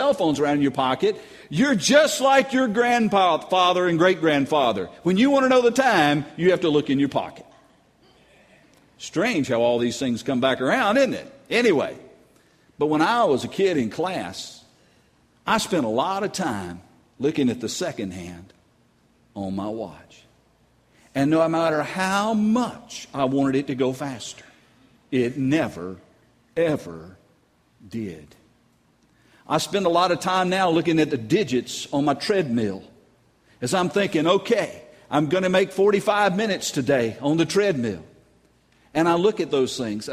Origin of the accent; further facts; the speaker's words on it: North Carolina, United States; now in Louisiana, United States; I'm from North Carolina